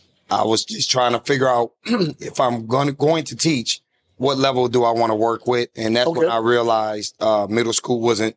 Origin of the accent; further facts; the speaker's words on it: Rochester, New York, United States; Rochester, New York.